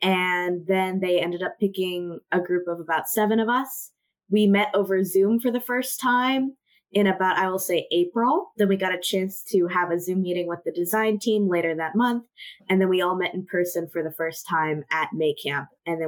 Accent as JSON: {"language": "English", "town": "Washington", "region": "District of Columbia", "country": "United States", "moved": "as an adult", "lives_now": "Indianapolis, United States", "said": "I'm initially from the Washington, D.C. area, and then I spent 4 years in Columbus, Ohio"}